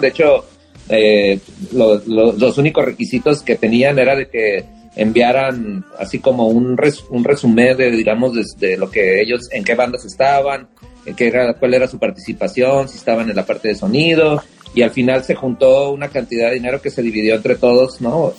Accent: northern Mexico, Mexico; somos del norte

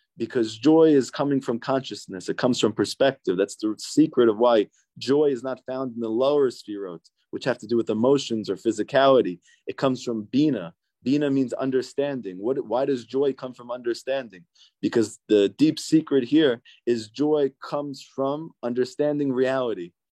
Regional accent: United States; also born or lived in New Jersey; growing up in New York and New Jersey

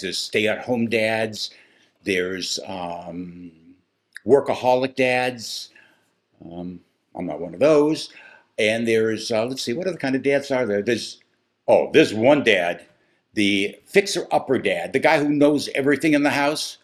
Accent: Midwest, United States; I grew up in the Midwest

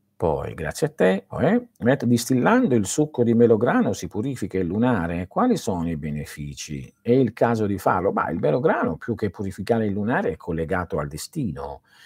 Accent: Manduria, Apulia, Italy; moved away; nel mio paese a Manduria non si facevano certe cose

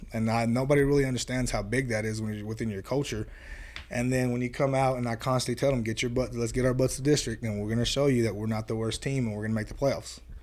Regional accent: Florida, United States; moved away as an adult; now in Brownfield, United States; I did a year in Florida at my hometown

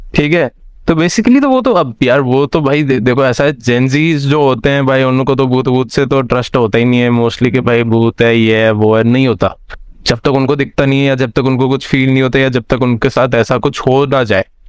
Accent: Bikaner, Rajasthan, India; है मेरा शहर बीकानेर

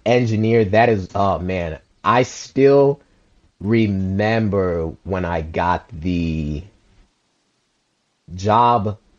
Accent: United States; also born or lived in Liberia; I came into America at the age of 3. My mom and dad had sent my aunt to send for me. And I was born in Liberia.

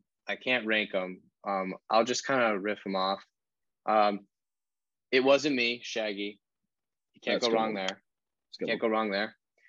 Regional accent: United States; now in Indiana, United States; I grew up in Virginia area.

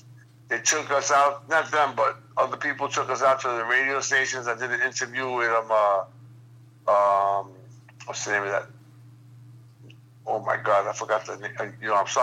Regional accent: New York City, New York, United States; two blocks from where I grew up

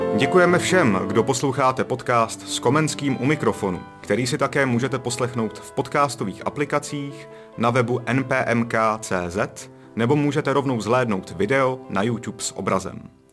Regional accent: South Bohemian Region, Czechia; Já sám jsem jeho Čech

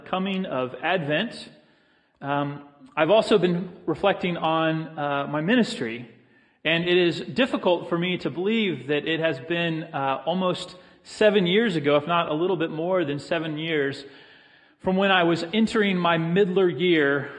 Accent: Texas, United States; also born or lived in Florida; I grew up in Texas and Florida

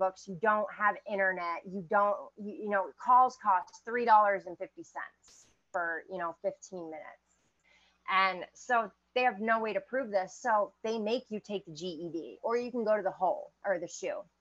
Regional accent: Maine, United States; I grew up in Maine

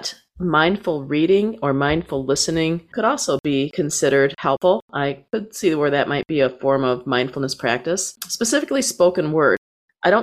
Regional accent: Saginaw, Michigan, United States; my hometown of Saginaw, Michigan

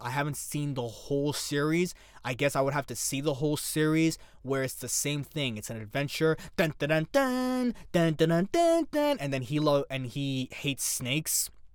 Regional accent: New York City, New York, United States; within New York City, you know, cuz it's my hometown

